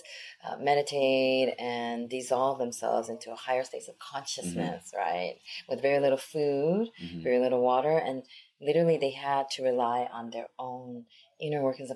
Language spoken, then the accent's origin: English; United States; also born or lived in South Korea; I was born in Korea, and then I grew up in America